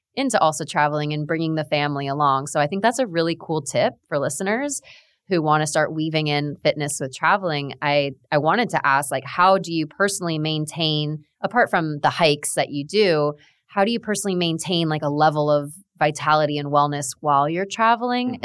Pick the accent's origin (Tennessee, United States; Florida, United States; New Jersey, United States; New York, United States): Florida, United States; South; Both of us are born and raised in South Florida